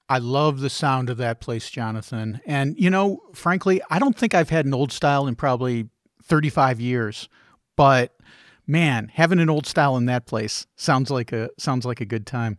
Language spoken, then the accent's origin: English; Chicago, Illinois, United States; I grew up in Chicagoland, and that was what you drank, was old style